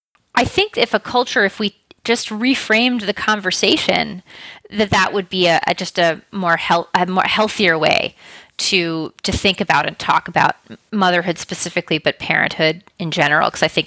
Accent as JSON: {"language": "English", "town": "New York City", "region": "New York", "country": "United States", "also_born_or_lived": "Paris / London", "said": "But I'm originally from New York City. Mm-hmm. I moved around a bit, so I've lived kind of in a lot of different places in the United States, and I also spent 3 years in my teens and 20s in Europe, living in Paris and in London."}